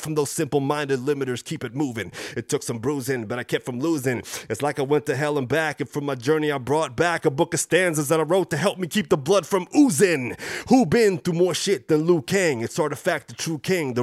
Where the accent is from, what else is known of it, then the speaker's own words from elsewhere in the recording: Dallas, Texas, United States; also born or lived in Chile / Plano, Texas; now in Fort Worth, United States; I'm from North Dallas